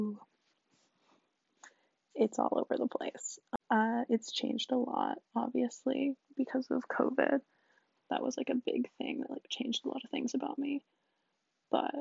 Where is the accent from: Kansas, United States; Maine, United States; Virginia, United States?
Virginia, United States; DC area; I'm from, like, the DC area, like, outside of it, so pretty cool. I'm technically a Southern girl because I'm from Virginia, but, like, literally kill me, I'm not from the South